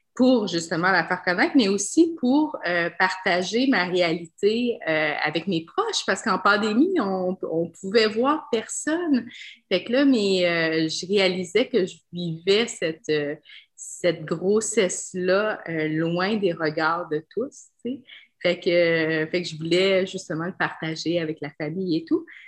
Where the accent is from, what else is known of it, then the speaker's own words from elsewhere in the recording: Quebec, Canada; je suis québécoise, mais j'ai l'air, euh, j'ai l'air multi-ethnique